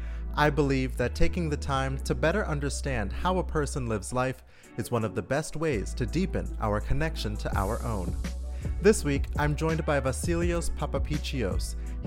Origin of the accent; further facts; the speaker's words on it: Florida, United States; Growing up in South Florida where everybody is Colombian, Cuban, Venezuelan.